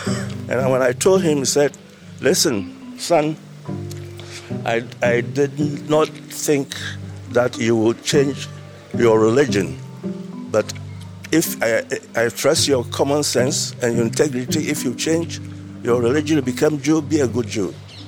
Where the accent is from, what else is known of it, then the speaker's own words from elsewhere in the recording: Ghana; moved away as an adult; now in Israel; Ghana, West Africa.